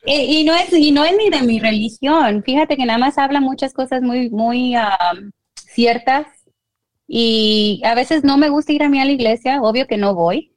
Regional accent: Guanajuato, Mexico; yo soy de Guanajuato

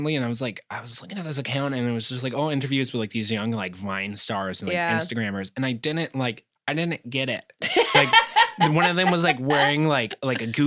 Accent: Phenix City, Alabama, United States; I grew up in Phoenix City, Alabama

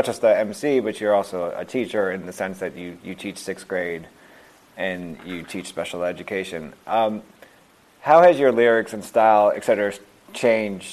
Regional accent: New York, United States; I'm a New Yorker myself. I grew up in Washington Heights

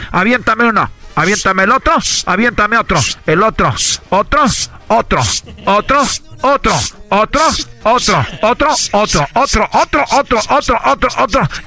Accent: Mexico; Pero como buenos mexicanos

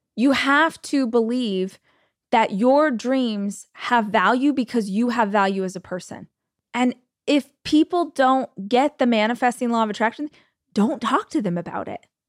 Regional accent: United States; As an American

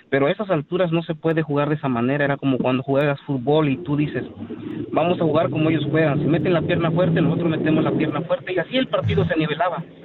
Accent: Mexico; now in United States; Yo ah, vine de México hace 30 años y yo viví la, lo que es una corrupción allá en México

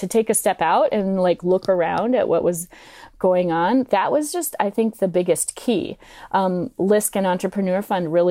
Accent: Duluth, Minnesota, United States; I'm from Duluth, Minnesota

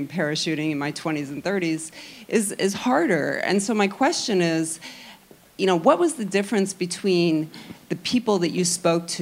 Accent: Illinois, United States; moved away as an adult; I grew up in Illinois

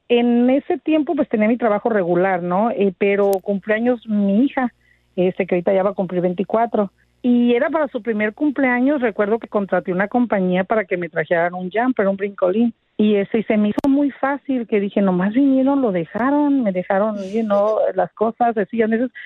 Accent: Tepic, Nayarit, Mexico; now in Los Angeles, United States; yo soy originaria de Tepic Nayarit y pues llegué, ahora sí que como muchísimos de nosotros, indocumentada.

